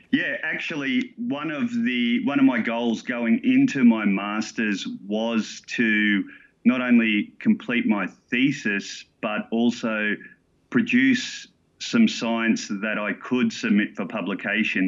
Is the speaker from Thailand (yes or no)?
no; Gladstone, Queensland, Australia; now in Sydney, Australia; I grew up in Gladstone, Queensland